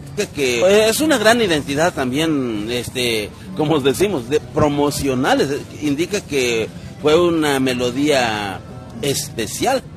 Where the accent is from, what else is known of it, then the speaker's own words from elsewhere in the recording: Huasteca of Veracruz, Mexico; no soy de, aquí de la Huasteca poblana, pero sí de la Huasteca veracruzana